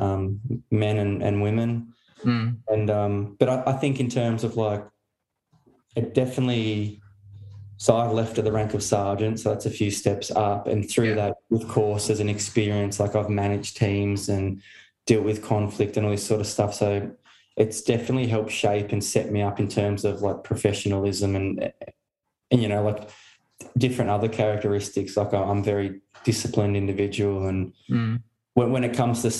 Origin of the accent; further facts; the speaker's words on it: Hobart, Tasmania, Australia; moved away as an adult; also born or lived in Melbourne / Darwin / Queensland / New South Wales; now in Newcastle, Australia; I'm from Hobart originally. So yeah, down in Tasmania, and most of my family still there.